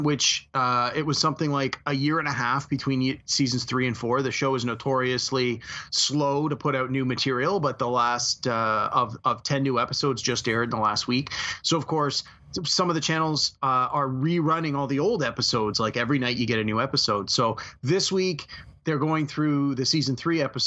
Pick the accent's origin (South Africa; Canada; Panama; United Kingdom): Canada; as a Canadian